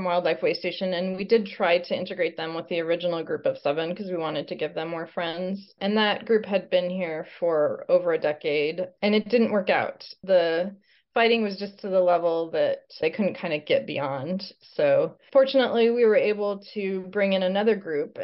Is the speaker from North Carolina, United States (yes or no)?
no; Albuquerque, New Mexico, United States; moved away as an adult; also born or lived in Portland, Oregon / Ellensburg, Washington / Canada; now in Washington, United States; I'm from Albuquerque, New Mexico